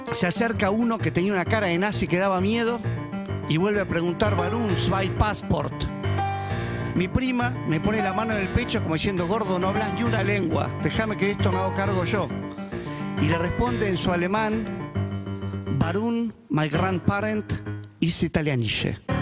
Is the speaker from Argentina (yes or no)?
yes; Buenos Aires, Argentina; Yo como soy argentino y porteño